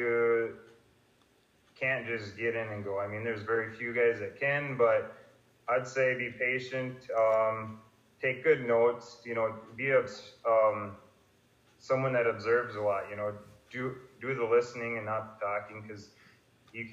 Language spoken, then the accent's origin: English; Fergus Falls, Minnesota, United States; Fergus being my hometown